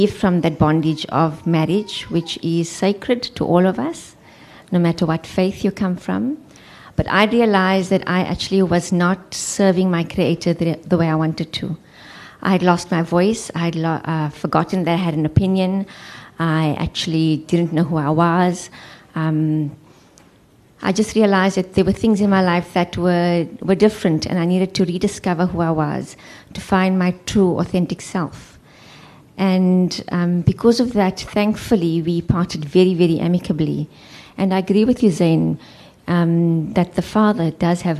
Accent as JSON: {"language": "English", "town": "Johannesburg", "region": "Gauteng", "country": "South Africa", "moved": "as an adult", "lives_now": "Cape Town, South Africa", "said": "I am from Johannesburg. I trained as a social worker"}